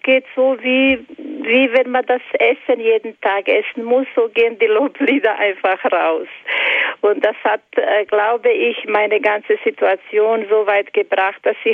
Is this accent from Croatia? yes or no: yes; Croatia; moved away; Psalm 91 lese ich fast jahrelang jahrelang auf Kroatisch und auf Deutsch, weil ich bin eine Kroatin